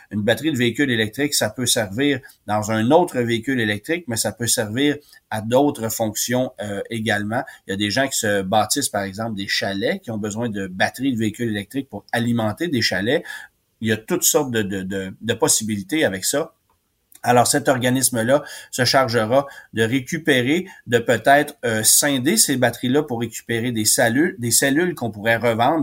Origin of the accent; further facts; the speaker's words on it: Quebec, Canada; chez nous au Québec